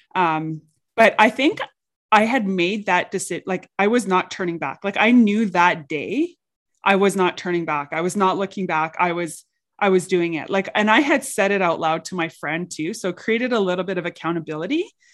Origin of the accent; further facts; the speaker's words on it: St. Paul, Alberta, Canada; I grew up in a very small town. Um, I grew up in Saint Paul.